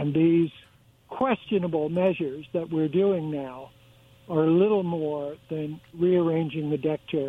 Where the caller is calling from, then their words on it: Pasco, Washington, United States; Yeah, this is … again in Pasco.